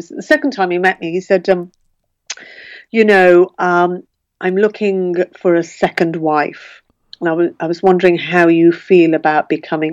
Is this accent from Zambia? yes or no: no; Birmingham, West Midlands, United Kingdom; growing up in Birmingham, all the girls I went to school with had a lot of Irish friends